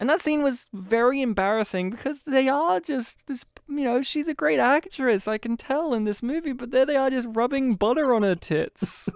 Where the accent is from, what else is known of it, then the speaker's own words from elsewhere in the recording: Australia; As an Australian